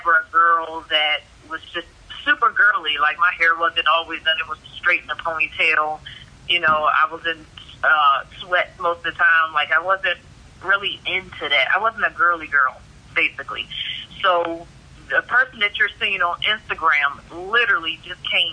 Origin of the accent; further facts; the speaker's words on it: Washington, District of Columbia, United States; moved away as an adult; also born or lived in Queens, New York; now in Arizona, United States; I was born in Queens, New York, left there when I was 10, and grew up in D.C., Maryland area